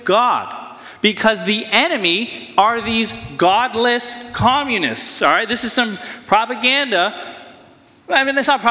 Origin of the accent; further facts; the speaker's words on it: New Hampshire, United States; I grew up in New Hampshire near a convent